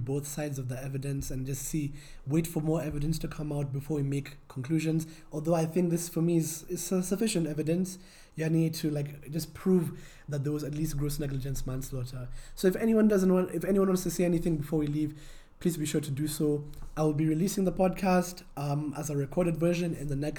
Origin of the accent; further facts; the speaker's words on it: Kenya; as a Kenyan